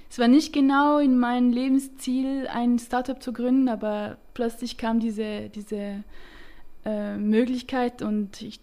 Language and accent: German; Romandie, Switzerland; accent: French; German is a second language; Äh, ich komme aus der Schweiz, aber aus der Romandie. Äh, darum habe ich einen leichten französischen Akzent, wenn ich rede.